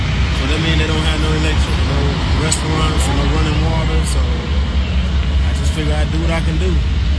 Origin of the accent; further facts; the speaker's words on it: Paducah, Kentucky, United States; I was born in Paducah, but I came down here today from Varsity.